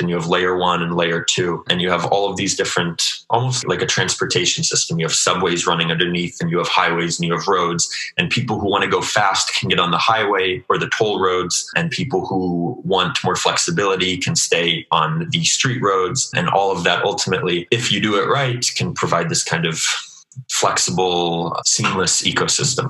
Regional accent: Alaska, United States; moved away as an adult; also born or lived in Anchorage, Alaska / Washington, D.C.; now in Israel; i actually grew up in alaska

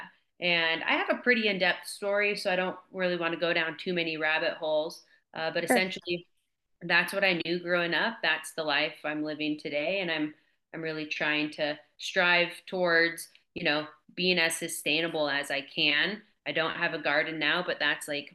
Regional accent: West Coast, United States; also born or lived in Columbia River area; now in Montana, United States; I grew up on the West Coast, really small town, and we were really reliant off the land

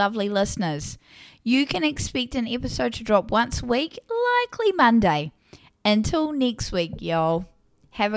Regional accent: New Zealand; accent: New Zealand; I live in what some describe as the Garden of Eden, aka New Zealand, as if it wasn't obvious due to my accent.

